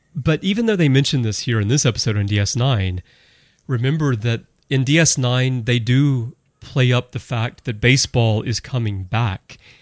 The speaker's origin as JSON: {"language": "English", "town": "Birmingham", "region": "Alabama", "country": "United States", "moved": "yes", "said": "I'm from Birmingham, Alabama originally"}